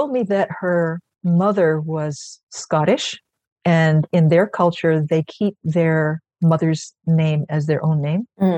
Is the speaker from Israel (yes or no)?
no; Philippines; now in New York, United States; And as a person, and as a Filipino, really, I'm a natural mimic, right?